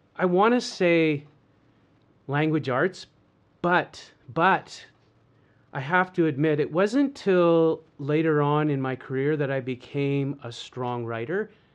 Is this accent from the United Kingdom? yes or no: no; Canada; So, I'm Canadian. I was born and raised, of course, in lovely, slightly COVID-free Canada.